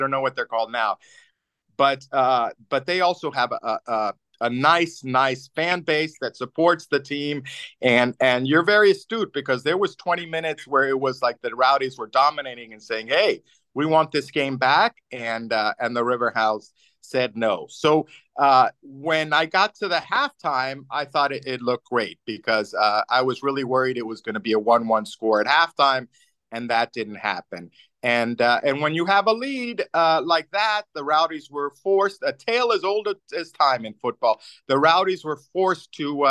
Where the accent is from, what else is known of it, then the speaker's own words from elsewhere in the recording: Pittsburgh, Pennsylvania, United States; I said, listen, I'm from Pittsburgh.